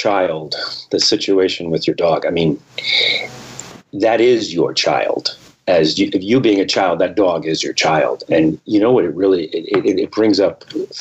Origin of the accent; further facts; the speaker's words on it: United States; I was born in America, third generation Italian American